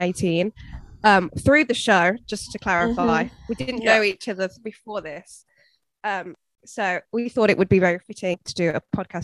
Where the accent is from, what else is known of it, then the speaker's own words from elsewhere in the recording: England, United Kingdom; I'm 23. I'm from England